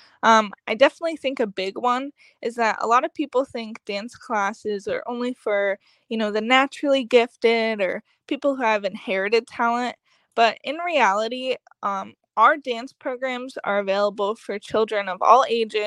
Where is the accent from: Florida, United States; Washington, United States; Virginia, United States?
Florida, United States; Fort Myers; also born or lived in Cape Coral, Florida; I was born in Cape Coral, and then after a few years, moved to Fort Myers. So lived down here my whole life